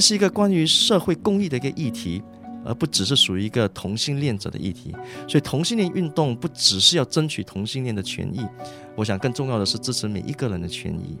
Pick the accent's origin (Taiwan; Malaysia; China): Malaysia; 我是马来西亚人